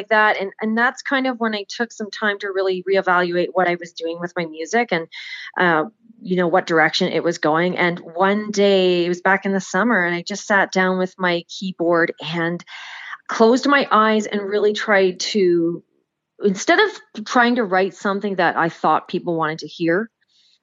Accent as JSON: {"language": "English", "town": "Oakville", "region": "Ontario", "country": "Canada", "also_born_or_lived": "Nashville / Hanover", "moved": "as an adult", "said": "I'm originally from Oakville, Ontario"}